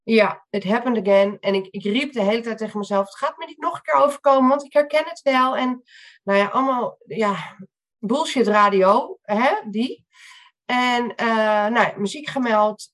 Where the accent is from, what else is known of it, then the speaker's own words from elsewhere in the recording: Amstelveen, North Holland, Netherlands; ik eh, kom uit Amstelveen.